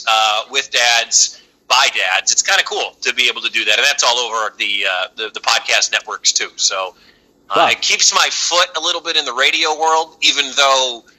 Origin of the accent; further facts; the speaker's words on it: Detroit, Michigan, United States; moved away; also born or lived in Milwaukee / Kansas City; I'm from Detroit